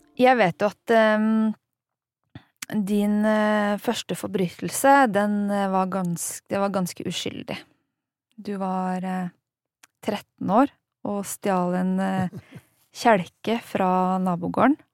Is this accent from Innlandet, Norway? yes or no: yes; Hof, Innlandet, Norway; Jeg har vokst opp i Hoff, altså i Hedmark